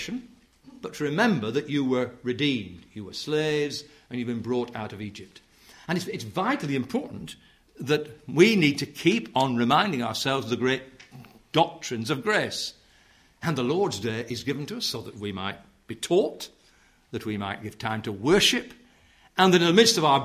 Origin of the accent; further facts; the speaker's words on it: Yorkshire and the Humber, United Kingdom; I come from South Yorkshire where it's the worst in the nation, I believe. We're the bottom of the pile